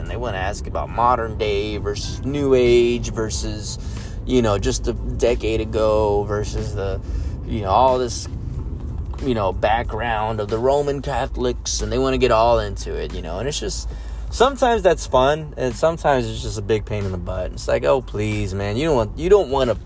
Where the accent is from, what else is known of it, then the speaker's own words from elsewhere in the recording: San Antonio, Texas, United States; I'm from San Antonio, Tejas